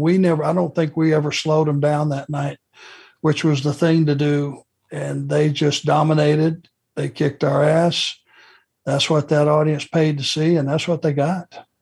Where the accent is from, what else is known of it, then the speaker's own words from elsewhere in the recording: Rome, Georgia, United States; growing up in Rome and living pretty much my entire life in the South